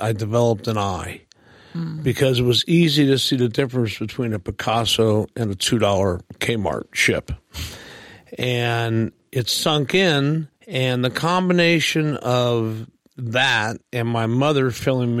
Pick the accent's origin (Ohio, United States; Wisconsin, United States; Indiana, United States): Ohio, United States; Cincinnati; moved away; also born or lived in Chicago, Illinois; I grew up in Cincinnati, Ohio, and in Chicago, Illinois